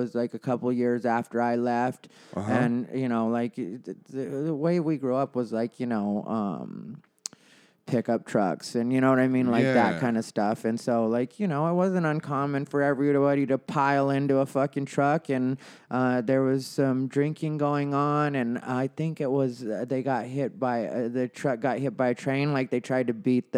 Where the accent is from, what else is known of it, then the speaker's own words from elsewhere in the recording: Casa Grande, Arizona, United States; It's a town called Casa Grande